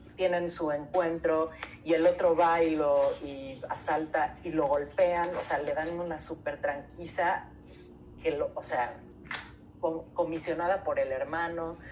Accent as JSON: {"language": "Spanish", "region": "Mexico City", "country": "Mexico", "said": "somos todos de la Ciudad de México, todos somos citadinos y todos nos sentimos chilangos"}